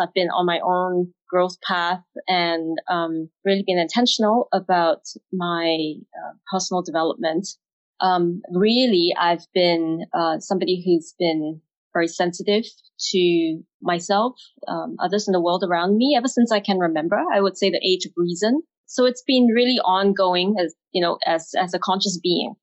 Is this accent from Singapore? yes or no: yes; Singapore; moved away as an adult; also born or lived in England; I'm Singaporean, having grown up in Singapore